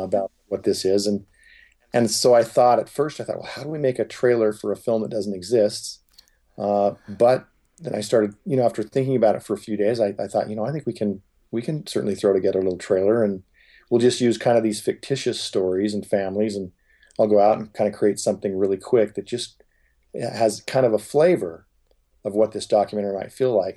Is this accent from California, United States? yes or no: yes; Huntington Beach, California, United States; growing up in Huntington Beach, California, I was certainly in the minority